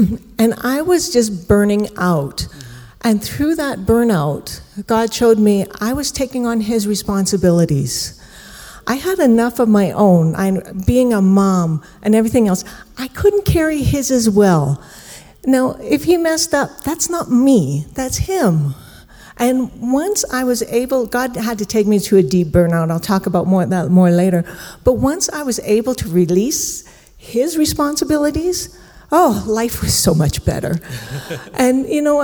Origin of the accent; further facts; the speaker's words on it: Canada; I'm Canadian, and I'm from rural Canada, so that means you get the crops paid for once a year